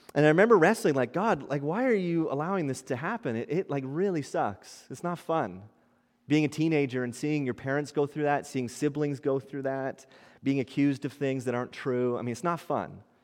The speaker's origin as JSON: {"language": "English", "town": "Ottawa", "region": "Ontario", "country": "Canada", "tie": "born or raised there", "moved": "yes", "said": "I grew up in, in Ottawa. Many of you might know that in Ontario"}